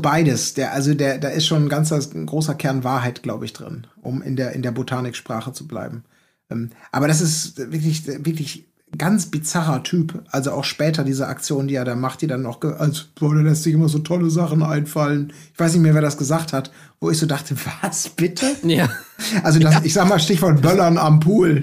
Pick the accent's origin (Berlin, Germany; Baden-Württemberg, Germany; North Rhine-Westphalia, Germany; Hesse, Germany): North Rhine-Westphalia, Germany; Gelsenkirchen; now in Hamburg, Germany; ich bin geboren in Gelsenkirchen, jetzt lebe ich in Hamburg